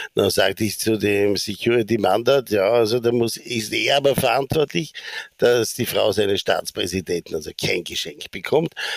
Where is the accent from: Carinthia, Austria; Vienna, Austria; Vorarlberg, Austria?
Vorarlberg, Austria; Bregenz; moved away; also born or lived in New York / Sarajevo; ich komme aus Bregenz